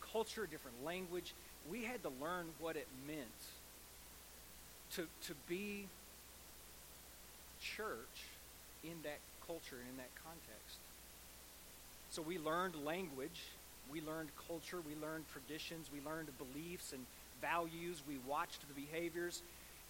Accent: United States; as American Christians

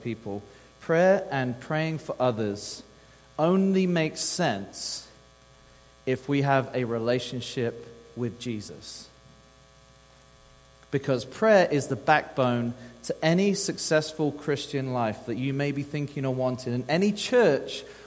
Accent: England, United Kingdom; moved away as an adult; now in Texas, United States; I'm from the old land of England, and so that's where I'm from

